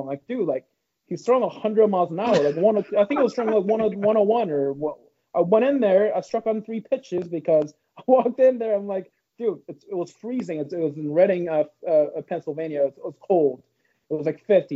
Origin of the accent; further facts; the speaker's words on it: Canada; I'm not from Tampa area. I'm from Canada.